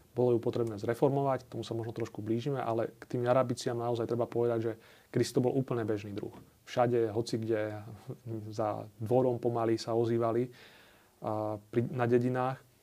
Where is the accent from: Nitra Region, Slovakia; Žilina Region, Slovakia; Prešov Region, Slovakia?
Žilina Region, Slovakia; Zákamenné; u nás na Orave v Zákamenom